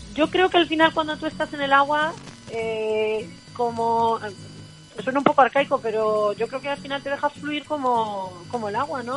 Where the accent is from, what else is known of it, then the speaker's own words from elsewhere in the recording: Valdepeñas, Castilla-La Mancha, Spain; en mi pueblo, que soy de Valdepeñas, de Ciudad Real